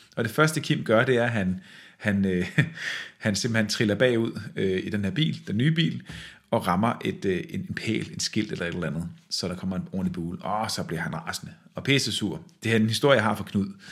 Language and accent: Danish; West Jutland, Central Denmark Region, Denmark; jeg er faktisk selv fra Vestjylland